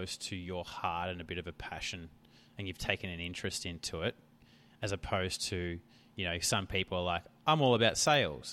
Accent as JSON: {"language": "English", "town": "Melbourne", "region": "Victoria", "country": "Australia", "said": "I'm from Melbourne"}